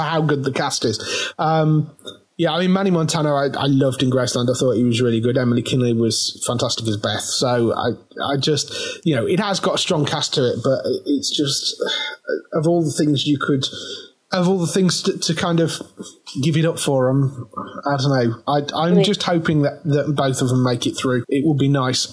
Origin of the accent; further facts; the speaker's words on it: Midlands, United Kingdom; accent: Midlands; Midlands rather than northern.